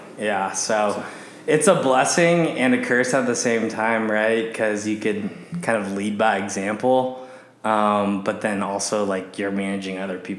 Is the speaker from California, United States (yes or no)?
yes; Walnut Creek, California, United States; moved away as an adult; now in Arizona, United States; I'm originally from Northern California. So born and raised in the East Bay area, Walnut Creek specifically, and went to high school out there. Actually K through 12 out there, and then went to the University of Arizona.